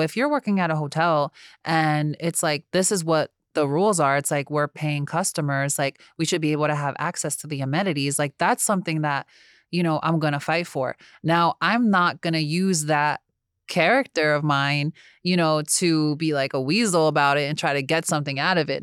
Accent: United States; also born or lived in New Jersey; I'm from New York and New Jersey where everybody does their job

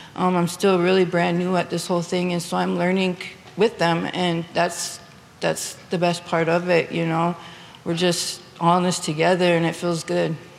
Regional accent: New Town, North Dakota, United States; now in Bismarck, United States; I live in Bismarck, but I'm originally from Newtown. I grew up on the Fort Berthold Reservation

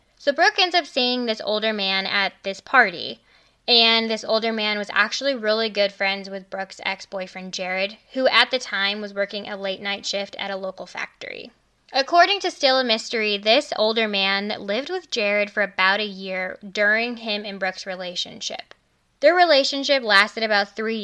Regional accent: Illinois, United States; Growing up in Illinois

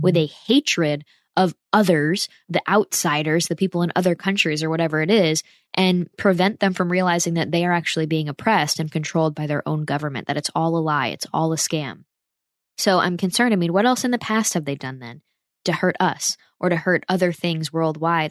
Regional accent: United States; as an American

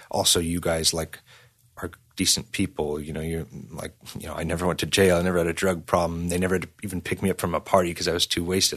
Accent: San Diego, California, United States; growing up in San Diego, I s, first started playing in bands in church

